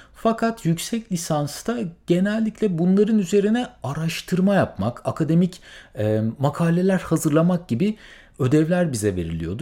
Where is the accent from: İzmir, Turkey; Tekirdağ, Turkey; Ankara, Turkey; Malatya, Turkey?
İzmir, Turkey; moved away as an adult; also born or lived in Middle East; now in United States; ben memleketim İzmir'e döndüm